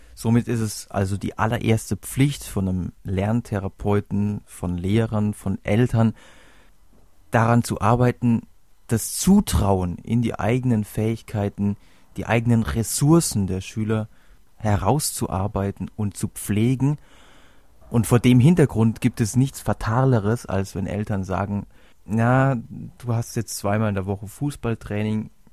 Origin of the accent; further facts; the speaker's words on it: Germany; bei uns in Deutschland